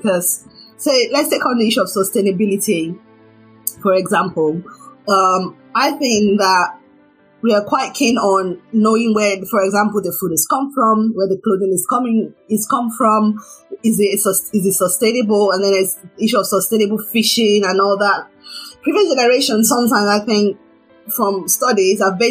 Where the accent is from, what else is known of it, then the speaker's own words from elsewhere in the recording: Nigeria; being a Nigerian